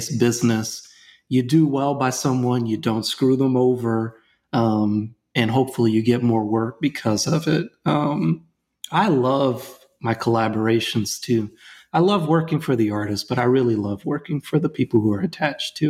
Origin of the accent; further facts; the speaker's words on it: Louisiana, United States; I'm from Louisiana